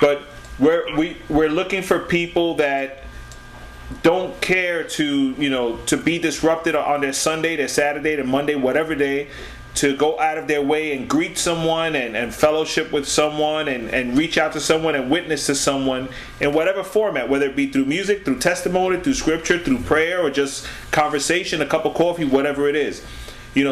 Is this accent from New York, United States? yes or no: yes; New York City, New York, United States; being born and raised in the Bronx